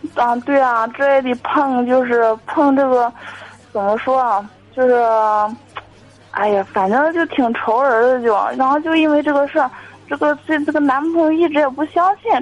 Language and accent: Chinese; Jinan, Shandong, China; 我是济南的